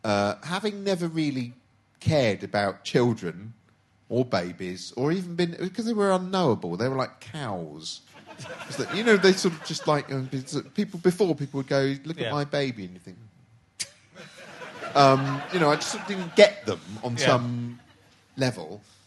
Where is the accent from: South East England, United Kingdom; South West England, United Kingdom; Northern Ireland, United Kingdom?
South East England, United Kingdom; Reading; born there; born in Reading.